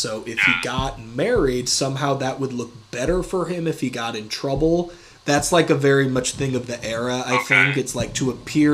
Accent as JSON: {"language": "English", "region": "Iowa", "country": "United States", "moved": "as an adult", "lives_now": "Portland, United States", "said": "where are you from? I'm like, Iowa"}